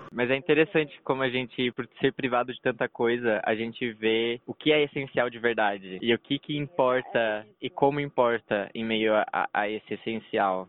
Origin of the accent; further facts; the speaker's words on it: Brazil; a gente é brasileiro